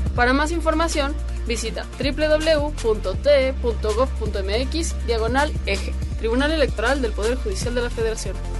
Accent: Puebla, Mexico; moved away; los dos somos del estado de Puebla. Eh, nos conocimos allá

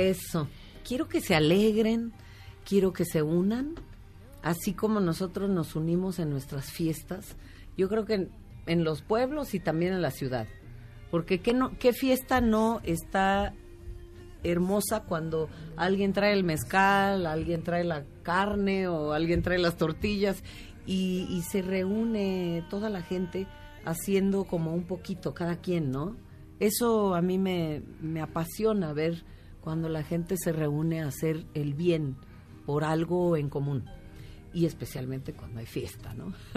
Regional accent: Oaxaca, Mexico; moved away; also born or lived in New York; los oaxaqueños tendemos, muchos de nosotros tendemos a migrar

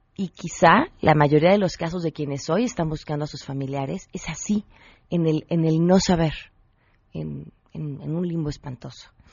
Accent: Mexico; como mexicanos

